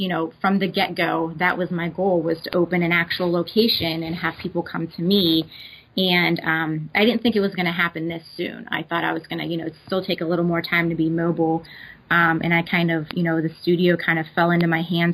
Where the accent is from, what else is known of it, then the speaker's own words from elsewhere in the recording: Pittsburgh, Pennsylvania, United States; I'm from Pittsburgh, Pennsylvania, and I currently also reside here.